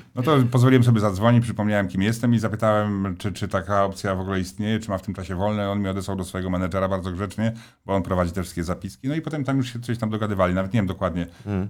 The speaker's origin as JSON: {"language": "Polish", "town": "Stalowa Wola", "region": "Subcarpathian Voivodeship", "country": "Poland", "tie": "born or raised there", "moved": "yes", "said": "jestem takim jednak y, chłopakiem ze Starowej Woli, takim z krwi i kości"}